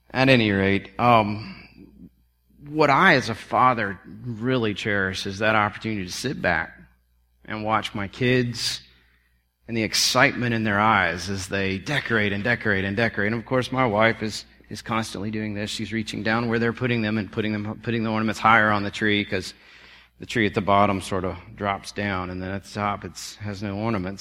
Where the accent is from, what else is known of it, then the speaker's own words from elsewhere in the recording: South Carolina, United States; growing up in South Carolina